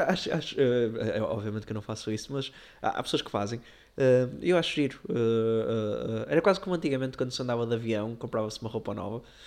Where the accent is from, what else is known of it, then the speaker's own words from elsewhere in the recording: Porto, Norte, Portugal; nós somos do Porto